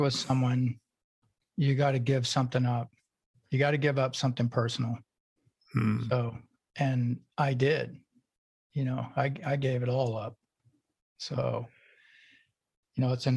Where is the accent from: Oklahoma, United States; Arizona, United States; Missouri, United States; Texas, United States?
Oklahoma, United States; also born or lived in California; now in Maui, United States; I was born in Oklahoma